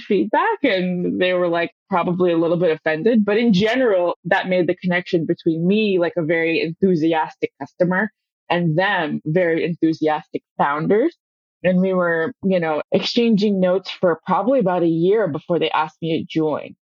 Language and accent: English; Palo Alto, California, United States; I was born in Palo Alto.